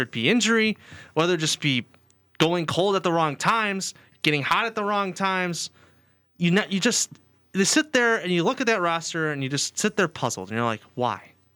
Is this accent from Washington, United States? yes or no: no; Chicago, Illinois, United States; my hometown bias